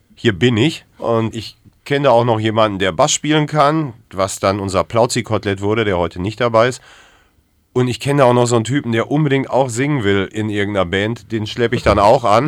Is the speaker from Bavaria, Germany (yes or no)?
no; Ruhr area, North Rhine-Westphalia, Germany; now in Hamburg, Germany; Ich bin zugezogener aus dem Ruhrpott